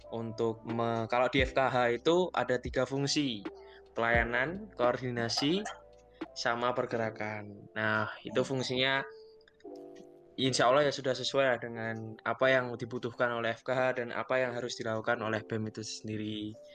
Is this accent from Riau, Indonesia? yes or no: no; Surakarta, Central Java, Indonesia; asal asal asal asal asal gua dari Solo sih